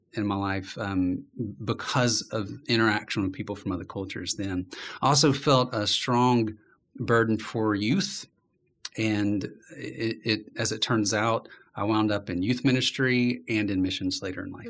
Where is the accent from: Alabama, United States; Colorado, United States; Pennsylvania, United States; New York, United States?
Alabama, United States; Birmingham; I'm from Birmingham